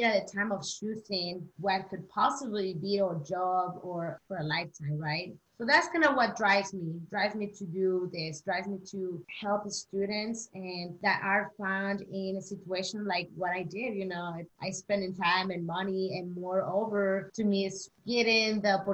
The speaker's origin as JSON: {"language": "English", "region": "Chihuahua", "country": "Mexico", "said": "I am from Mexico, Chihuahua."}